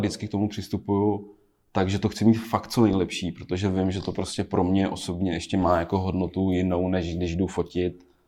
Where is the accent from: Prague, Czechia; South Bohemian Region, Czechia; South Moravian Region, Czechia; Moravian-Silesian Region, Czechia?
South Bohemian Region, Czechia; Blatná; moved away; Já jsem z Blatný původně, z Žích